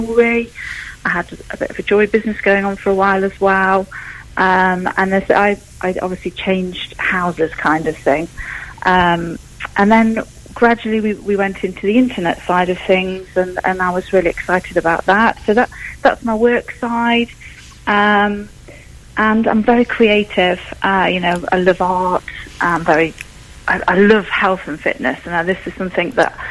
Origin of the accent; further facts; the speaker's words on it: Newark, East Midlands, United Kingdom; I'm a Newark girl. I was born in Newark. I grew up in Newark